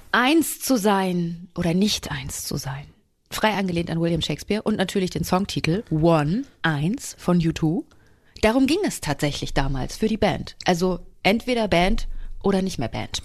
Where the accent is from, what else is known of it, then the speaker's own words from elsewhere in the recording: Germany; Bei uns in Deutschland